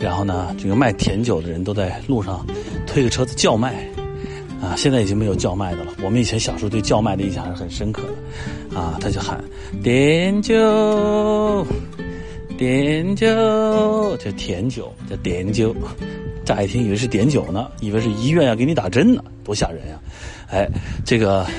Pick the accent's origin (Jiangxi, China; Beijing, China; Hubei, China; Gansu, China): Jiangxi, China; Nanchang; born there; 那要按这个算呢，那我就是这个呃南昌人，哎，我出生在江西南昌，但是我户口本上呢都是按照爸爸写的。